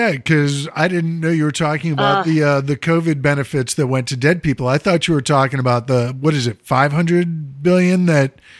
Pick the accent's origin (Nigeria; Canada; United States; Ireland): United States; Chicago, Illinois; growing up in Chicago